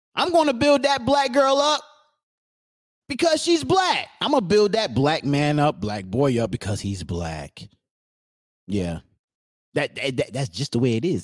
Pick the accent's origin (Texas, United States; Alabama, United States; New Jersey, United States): New Jersey, United States; we're from New Jersey